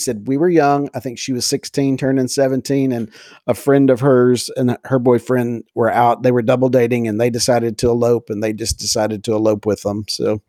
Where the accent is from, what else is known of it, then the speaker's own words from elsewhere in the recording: Texas, United States; my dad we're from East Texas, but we transplanted to West Texas when he became a pastor out there.